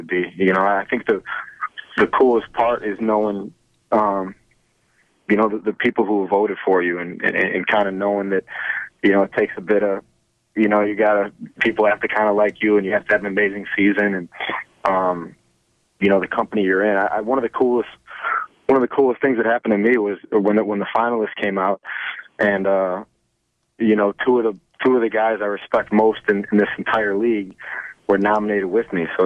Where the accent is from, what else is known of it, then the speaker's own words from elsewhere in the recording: United States; maybe I'm not, you know, as American as I think